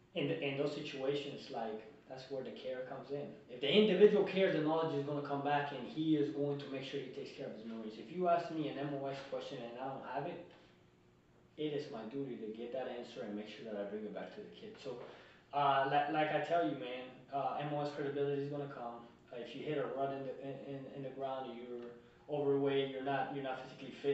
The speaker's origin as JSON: {"language": "English", "country": "Colombia", "moved": "yes", "lives_now": "United States", "said": "I'm a kid from Colombia that came from nothing"}